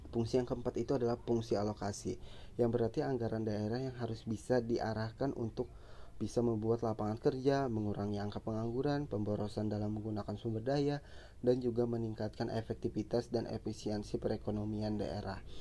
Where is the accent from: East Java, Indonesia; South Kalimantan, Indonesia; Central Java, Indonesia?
South Kalimantan, Indonesia; Banjarmasin; saya ini berasal dari kota Banjarmasin